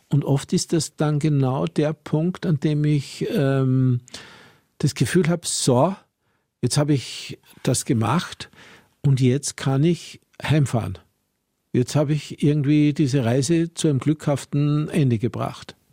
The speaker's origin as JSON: {"language": "German", "region": "Salzburg", "country": "Austria", "tie": "born or raised there"}